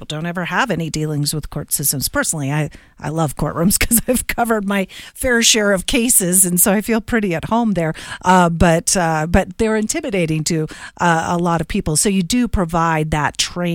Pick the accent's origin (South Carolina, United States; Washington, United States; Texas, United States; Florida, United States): Washington, United States; now in Colorado Springs, United States; I'm from Washington State, so proving good things come from Washington State and landing in Colorado.